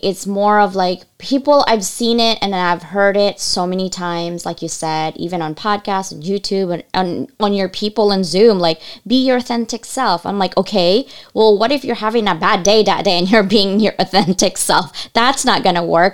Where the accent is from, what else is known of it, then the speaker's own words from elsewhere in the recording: United States; English is a second language; also born or lived in Asia; I couldn't speak English when I came to this country